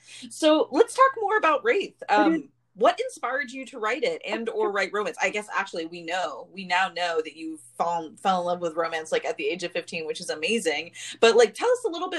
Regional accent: San Diego, California, United States; I grew up in San Diego

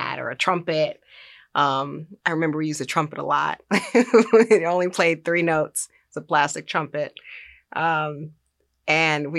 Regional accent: Los Angeles, California, United States; I grew up in South Central Los Angeles.

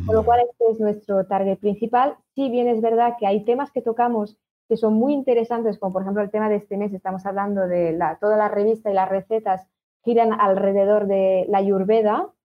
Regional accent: France; Spanish is a second language; moved away as an adult; now in Girona, Spain; estaba en Francia

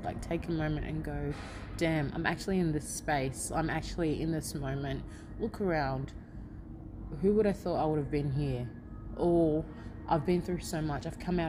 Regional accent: Australia; Even though I grew up in Australia, I still can't go, hey, Mary. I still call them auntie.

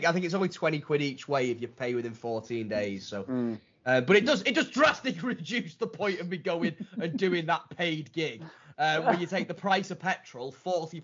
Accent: Widnes, North West England, United Kingdom; moved away as an adult; I'm from Widnes

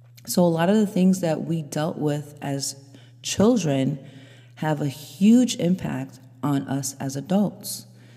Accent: New York, United States; I grew up in New York and I was raised by immigrant parents, very strict mother, Haitian mother.

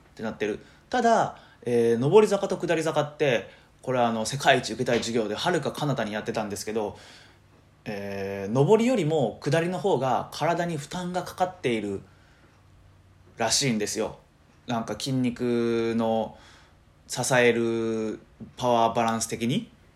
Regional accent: Matsuyama, Ehime, Japan; moved away as an adult; also born or lived in Niihama, Japan; now in Tokushima, Japan; 今徳島に住んでるんですけど出身は愛媛でしてで愛媛ってあの片道2時間半ぐらいかかるんですよね僕は松山市出身あ違う出身は新居浜市っていうとこなんですけどえー、3歳の時にね、えー、親の都合

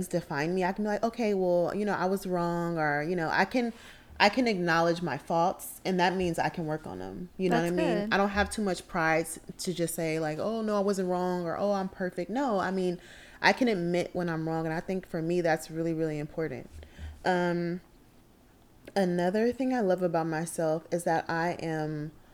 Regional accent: Oakland, California, United States; I am also from the Bay Area. I am from Oakland, California.

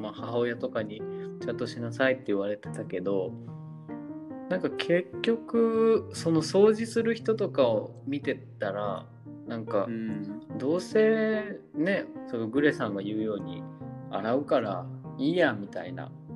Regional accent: Japan; 自分たち日本人

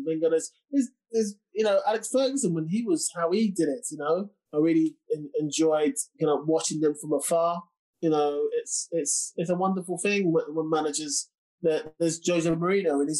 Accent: England, United Kingdom; I'm from England

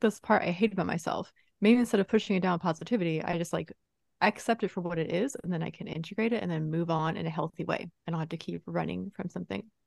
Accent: East Coast, United States; moved away; I grew up on the East Coast

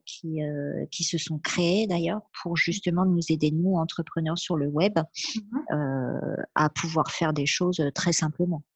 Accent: France; J'ai la chance d'être en France et d'être née en France et je revendique ça et je remercie mes parents d'avoir fait ce choix-là, mmh euh, de nous avoir élevés en France.

